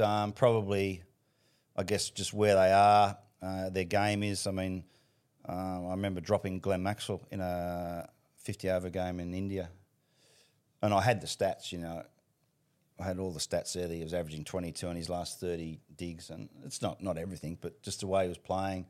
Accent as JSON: {"language": "English", "town": "Sydney", "region": "New South Wales", "country": "Australia", "tie": "born or raised there", "said": "We, we grew up in Panaini, which is about ten minutes from Bankstown Trots"}